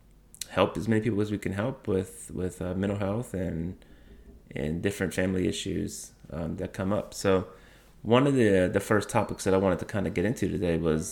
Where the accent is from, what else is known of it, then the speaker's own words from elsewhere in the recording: New Orleans, Louisiana, United States; So I am born in Louisiana, born and raised on the West Bank and the East Bank of New Orleans.